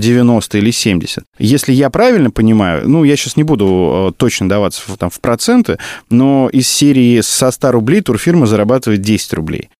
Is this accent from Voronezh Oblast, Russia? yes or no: no; Kursk region village, Kursk Oblast, Russia; moved away as an adult; also born or lived in Bryansk; now in Moscow, Russia; я приехал, я щегол, да, из Брянска, там, в Курске, в деревне прожил э, все свое детство